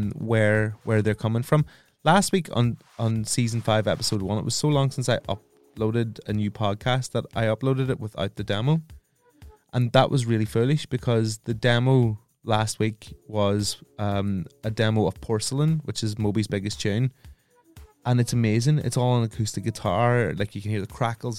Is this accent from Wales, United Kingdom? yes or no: no; Northern Ireland, United Kingdom; me being Northern Irish